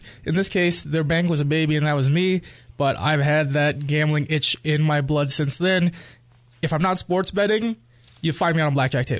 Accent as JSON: {"language": "English", "town": "Manila", "region": "Metro Manila", "country": "Philippines", "said": "I am from the Philippines. I'm from Manila."}